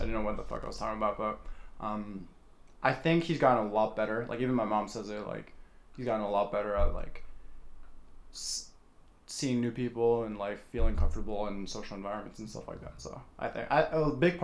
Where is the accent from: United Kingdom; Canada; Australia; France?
France; moved away; the people that I grew up with in France